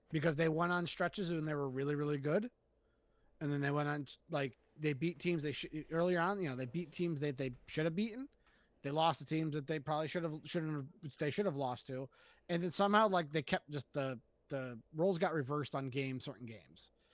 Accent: Springfield, Massachusetts, United States; Growing up in Springfield

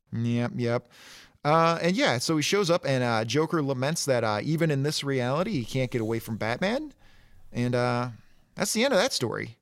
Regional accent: Detroit, Michigan, United States; I grew up in Detroit proper, in inner city Detroit

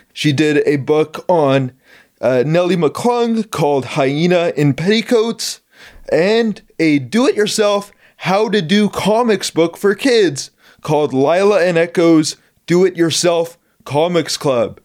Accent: Vancouver, British Columbia, Canada; I grew up in Vancouver

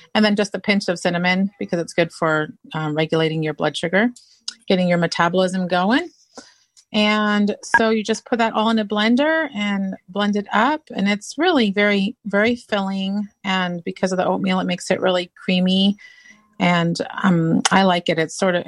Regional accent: Ipswich, East of England, United Kingdom; now in United States; So growing up in England, so I would have waited till you got to you because I wasn't born in the state. I was born in the United Kingdom.

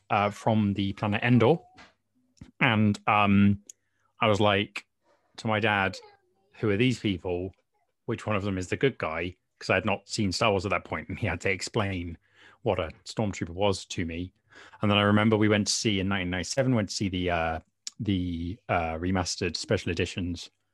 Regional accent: United Kingdom; accent: British; I am, as you probably can tell from my accent, um, uh, British

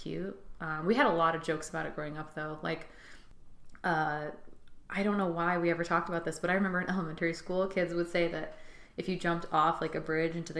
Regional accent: Fairport, New York, United States; also born or lived in Rochester, New York / Pittsford, New York; I grew up primarily in a town called Fairport, New York. So I was born in the city of Rochester

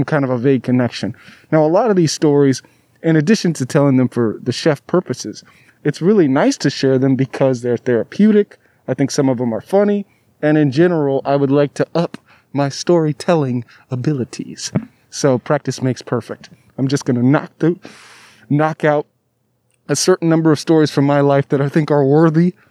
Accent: Southern California, United States; also born or lived in Alabama / Davis, California; I was from Southern California

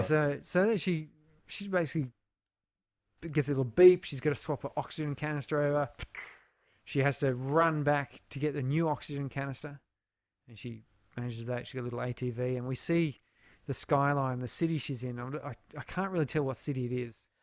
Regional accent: Canberra, Australian Capital Territory, Australia; where I grew up in Canberra

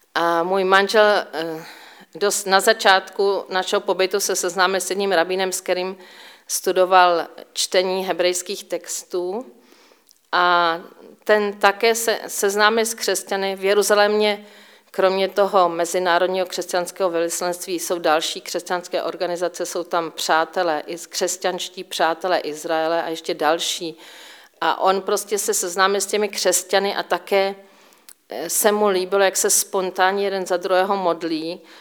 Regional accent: Říčany, Central Bohemian Region, Czechia; moved away as an adult; now in Israel; Jsem Češka, eh, vyrůstala jsem v Říčanech u Prahy

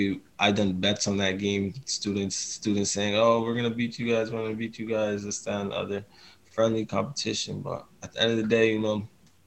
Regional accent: Boston, Massachusetts, United States; I was born in Boston

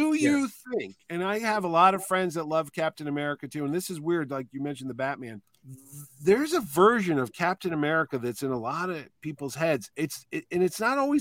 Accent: New Haven, Connecticut, United States; I grew up in New Haven, and it was just a diverse neighborhood

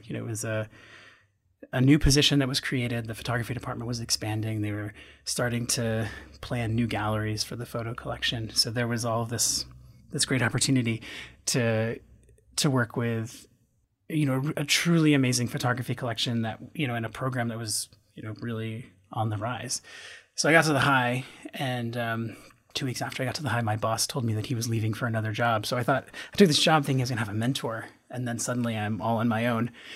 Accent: Western Massachusetts, United States; moved away as an adult; also born or lived in Chicago; I grew up in Western Massachusetts in a little town in the Connecticut River Valley.

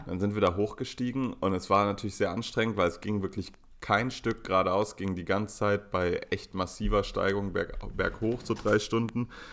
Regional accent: Berlin, Germany; als arroganter Berliner

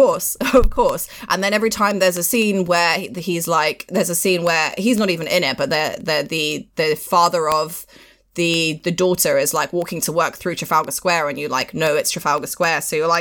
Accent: Pakistan; now in London, United Kingdom; I'm like a Pakistani woman, but I'm also like, I look white and I know that I look white.

